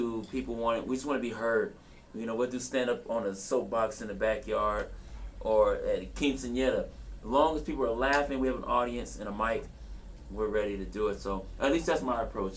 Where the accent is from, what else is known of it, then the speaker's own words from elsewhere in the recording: Los Angeles, California, United States; I'm from South Central